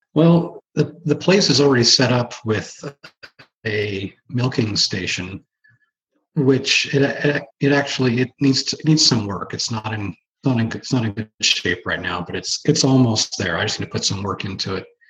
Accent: Washington, United States; also born or lived in Oregon; we moved from Oregon up here as a kid to Washington State

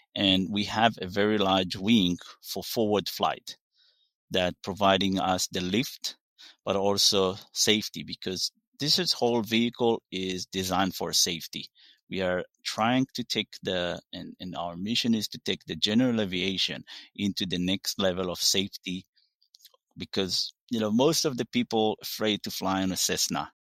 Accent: Israel; English is a second language; moved away; I'm originally from Israel, live in forty-five minutes south of Tel Aviv. Very, grew up in very small village

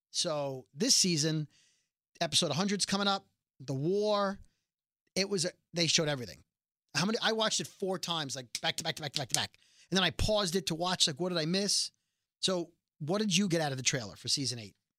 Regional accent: New York City, New York, United States; we're both from Brooklyn

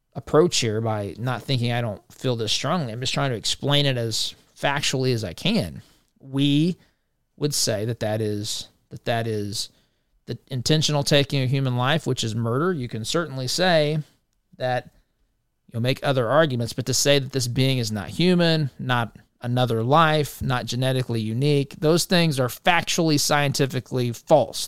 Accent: Indiana, United States; the state of Indiana, my home state

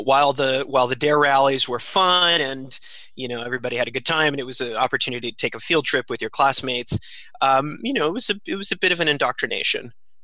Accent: San Joaquin Valley, Central Valley, California, United States; also born or lived in Santa Cruz, California; growing up in the Central Valley, in the San Joaquin Valley, There was definitely a very conservative political mindset

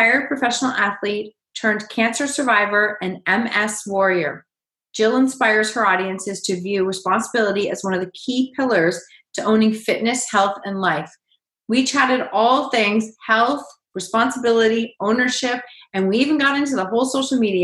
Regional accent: Canada; also born or lived in Kitchener-Waterloo, Ontario; I'm definitely a Canadian. I'm literally up the street from you. When I looked it up, I was like, oh, I'm in Kitchener-Waterloo

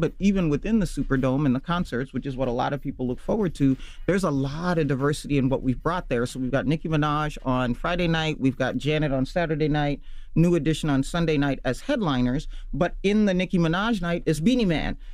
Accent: Nairobi, Kenya; also born or lived in Kisumu, Kenya / Minnesota, United States; now in United States; so I was born in Kisumu but I lived in Nairobi

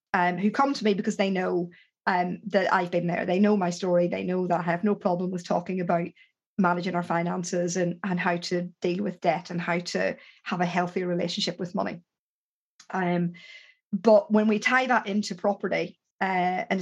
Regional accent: Ireland; I'm Irish

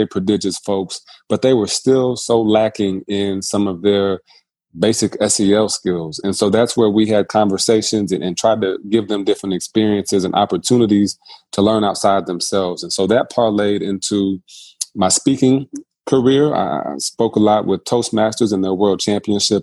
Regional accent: South Bend, Indiana, United States; moved away as an adult; also born or lived in Miami, Ohio / South Carolina; I'm born and raised in South Bend, Indiana

